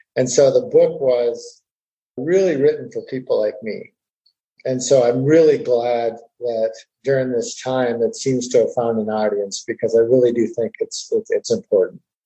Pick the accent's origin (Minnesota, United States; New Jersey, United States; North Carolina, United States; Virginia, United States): Minnesota, United States; northern; now in Fort Worth, United States; I was born and raised in a small town in northern Minnesota